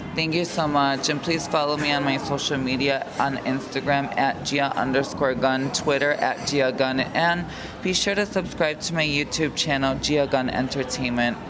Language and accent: English; Carpentersville, Illinois, United States; I grew up in a small suburb in Illinois, uh, right outside of Chicago, called Carpentersville